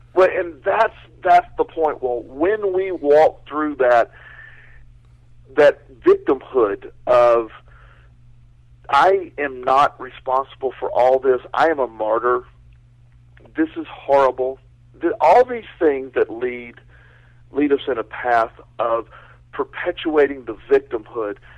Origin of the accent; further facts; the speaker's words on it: Florida, United States; growing up in Florida, I grew up with a lot of hurricanes.